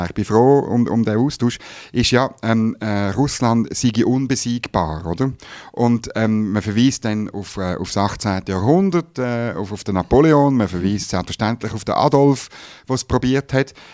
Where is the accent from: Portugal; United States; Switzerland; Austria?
Switzerland; natürlich ist das gratis Mut, wenn ich das als Schweizer sage, ich ziehe nicht in den Krieg